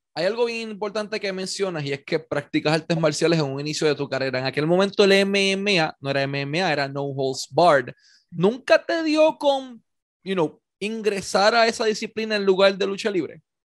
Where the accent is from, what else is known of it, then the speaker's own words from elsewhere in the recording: Puerto Rico; Puerto Rico, la realidad que vivimos